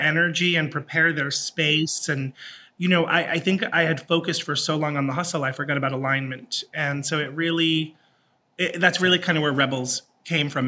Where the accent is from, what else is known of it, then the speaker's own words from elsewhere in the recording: New York City, New York, United States; I'm a New Yorker